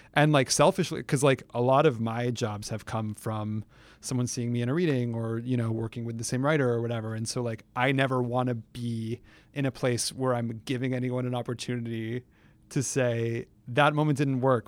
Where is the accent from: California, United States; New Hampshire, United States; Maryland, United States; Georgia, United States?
California, United States; San Francisco; moved away